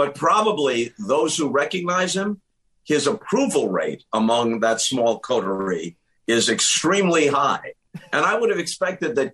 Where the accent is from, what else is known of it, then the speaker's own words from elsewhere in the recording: Long Island, New York, United States; I grew up in New York on Long Island